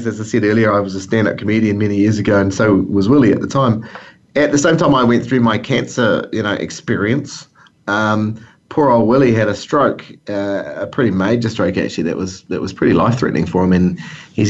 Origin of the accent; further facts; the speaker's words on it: New Zealand; my home country here